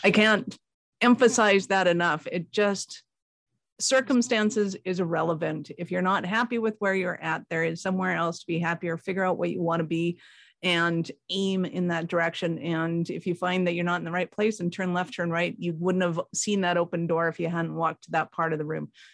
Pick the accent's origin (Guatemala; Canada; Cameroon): Canada; I'm Canadian